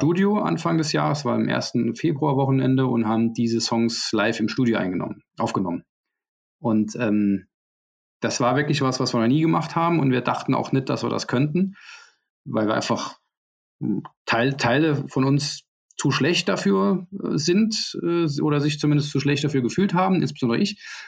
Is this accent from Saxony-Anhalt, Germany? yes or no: no; Saarbrücken, Saarland, Germany; bei uns in Saarbrücken